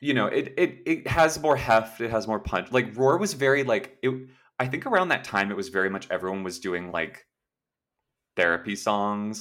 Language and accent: English; Los Angeles, California, United States; also born or lived in New York; I'm, like, born and raised in SoCal